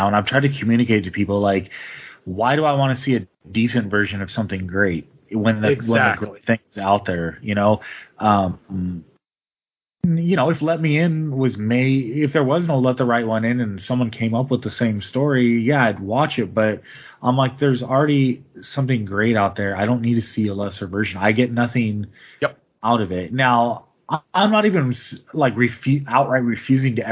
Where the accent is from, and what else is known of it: United States